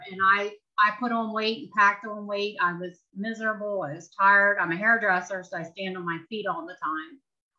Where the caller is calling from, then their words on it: Chambersburg, Pennsylvania, United States; I'm calling from a small town in Pennsylvania called Chambersburg.